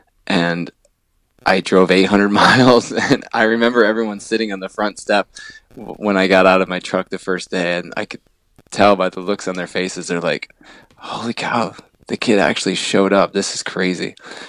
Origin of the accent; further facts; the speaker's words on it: Michigan, United States; moved away as an adult; I grew up in Michigan